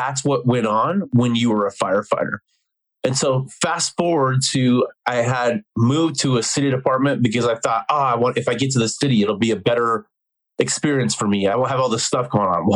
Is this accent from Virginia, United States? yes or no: no; Denver, Colorado, United States; born and raised in Denver, Colorado.